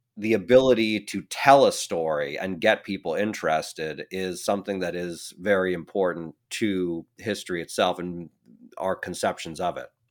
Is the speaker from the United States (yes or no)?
yes; Oregon, United States; accent: Oregonian; also born or lived in France; born and raised in Oregon, like myself